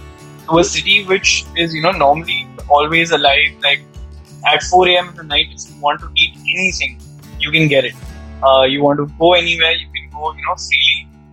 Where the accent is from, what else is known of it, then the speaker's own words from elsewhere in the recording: Mumbai, Maharashtra, India; Growing up in Mumbai